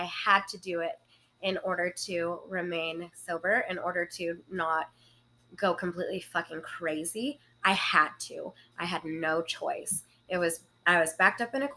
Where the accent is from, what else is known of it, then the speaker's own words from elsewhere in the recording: Lubbock, Texas, United States; accent: country; I'm from Lubbock, Texas